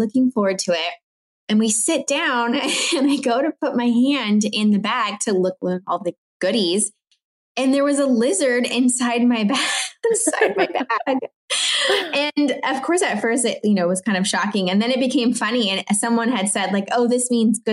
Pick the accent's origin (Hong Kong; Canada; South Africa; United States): United States; Orange County, California; first language French; I was born and raised in Orange County